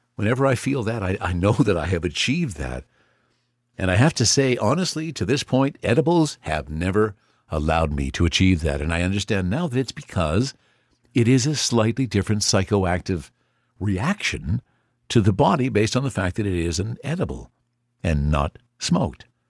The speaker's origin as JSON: {"language": "English", "country": "Canada", "said": "As a Canadian"}